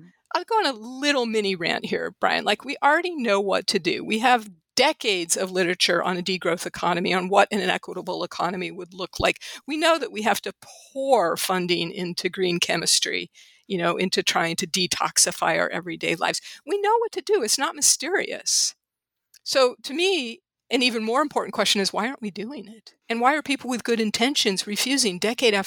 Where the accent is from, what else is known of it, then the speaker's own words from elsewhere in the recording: St. Louis, Missouri, United States; moved away as an adult; also born or lived in Los Angeles, United States; My hometown, growing up in a very affluent suburb in St. Louis